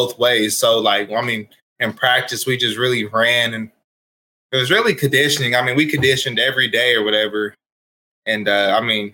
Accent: Wewoka, Oklahoma, United States; I was born and raised in Wewoka, Oklahoma. My whole life I grew up my whole life in Wewoka

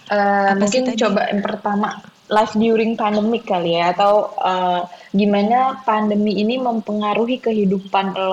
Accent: Jakarta, Indonesia; Ya pokoknya dari kecil sampai gede gue di Jakarta cuma pernah ke beberapa kota ya udah terus salah satunya pernah ke Australia

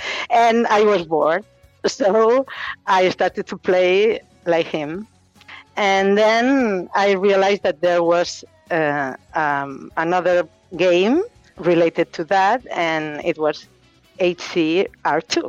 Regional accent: Catalonia, Spain; first language Catalan; English is a second language; in Catalonia, my region, we speak Spanish and Catalan, and my mother tongue is Catalan.

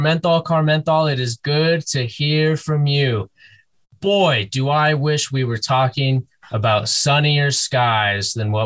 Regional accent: Chicago, Illinois, United States; I'm from Chicago. I can value a good basketball player.

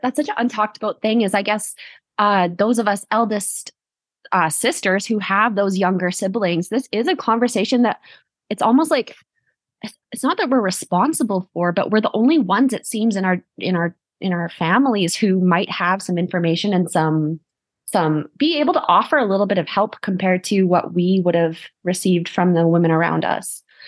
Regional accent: Canada; I'm your Canadian host

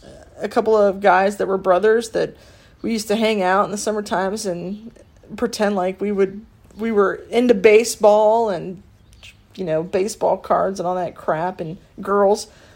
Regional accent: Pickerington, Ohio, United States; also born or lived in Reynoldsburg, Ohio; I'm a Pickerington High School grad, 2003. Last class to graduate in one high school. And Ohio State alum, 2007.

